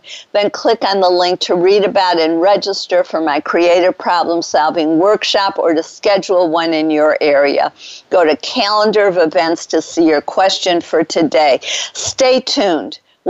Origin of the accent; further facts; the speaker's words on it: Detroit, Michigan, United States; now in Dallas, United States; It's a robin, which was my favorite bird growing up in Detroit.